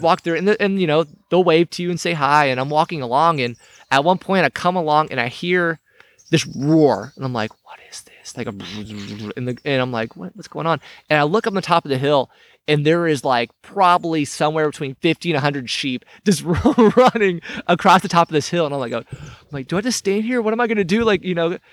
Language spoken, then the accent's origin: English; United States; I grew up here in Cherokee County. I left for a while. I came back.